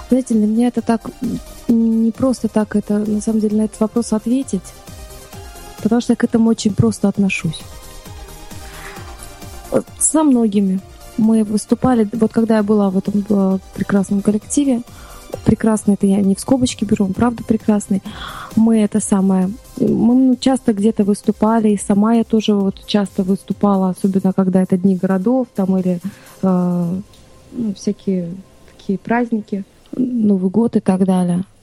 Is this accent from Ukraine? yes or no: no; Baku, Azerbaijan; Я, я родом из Баку. У меня было разное детство.